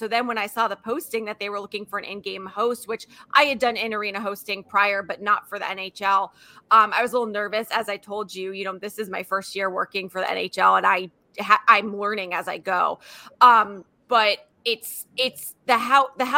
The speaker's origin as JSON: {"language": "English", "region": "New England", "country": "United States", "moved": "as an adult", "lives_now": "Raleigh, United States", "said": "I'm originally from New England"}